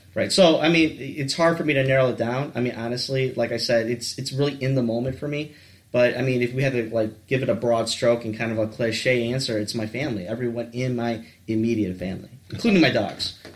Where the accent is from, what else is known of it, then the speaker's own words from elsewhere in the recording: Warren, Michigan, United States; I grew up in the South Side or the Metro Detroit area, basically, in the Warren area